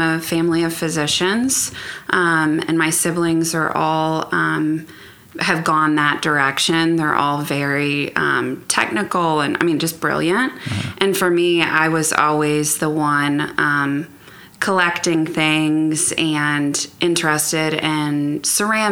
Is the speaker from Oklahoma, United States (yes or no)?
yes; Oklahoma City, Oklahoma, United States; Born and raised here in Oklahoma City